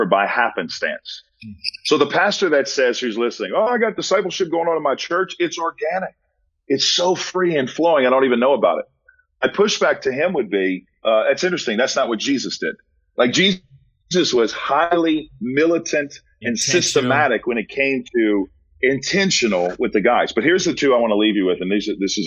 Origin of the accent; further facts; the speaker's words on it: New Orleans, Louisiana, United States; I'm from New Orleans